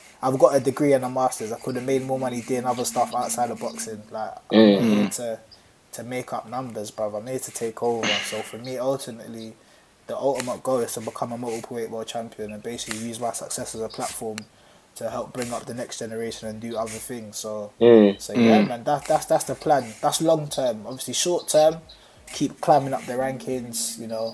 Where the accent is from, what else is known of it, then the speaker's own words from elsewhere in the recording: London, United Kingdom; also born or lived in Thamesmead; I grew up in Peckham